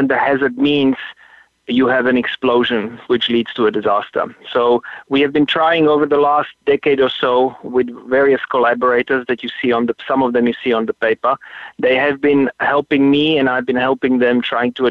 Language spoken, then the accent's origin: English; Slovakia; moved away as an adult; also born or lived in United States / Middle East; now in South Africa; I'm originally from Slovakia